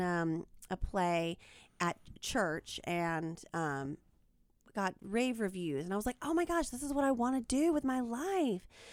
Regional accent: small town outside Macon, Georgia, United States; moved away; I am from a small town in Georgia, the state Georgia, not the country.

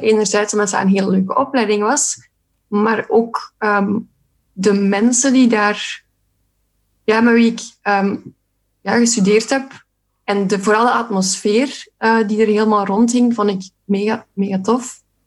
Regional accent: Sint-Niklaas, Flanders, Belgium; moved away; Ik kom ook van Sint-Niklaas trouwens, oorspronkelijk

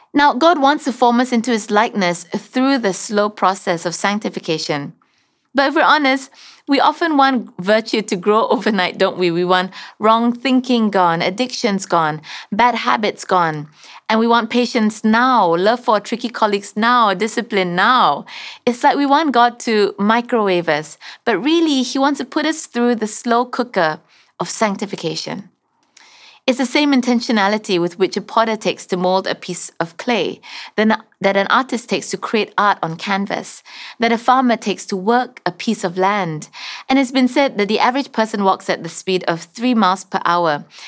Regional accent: Sarawak, Malaysia; moved away; I'm originally from Sarawak

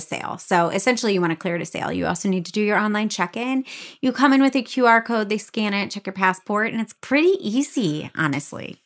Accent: Michigan, United States; I grew up in Michigan

